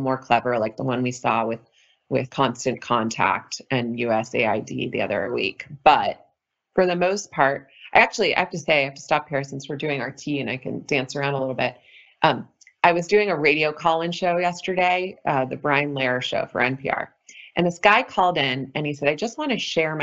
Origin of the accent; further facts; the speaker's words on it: California, United States; growing up in California